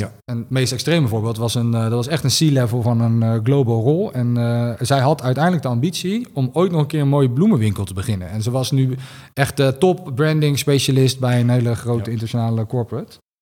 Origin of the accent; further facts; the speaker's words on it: Rotterdam, South Holland, Netherlands; ik kom uit Rotterdam